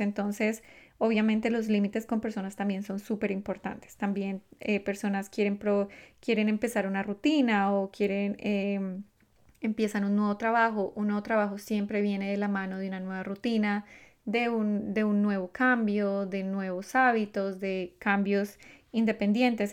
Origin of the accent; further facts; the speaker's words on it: Colombia; yo soy colombiana, los colombianos comemos de una forma particular